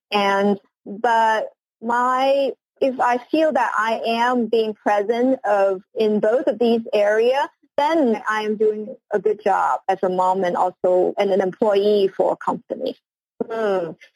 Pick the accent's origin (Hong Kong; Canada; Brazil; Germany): Hong Kong; moved away; also born or lived in United States; I am originally from Hong Kong, and uh, I did my studies and uh, spent most of my career in the U.S.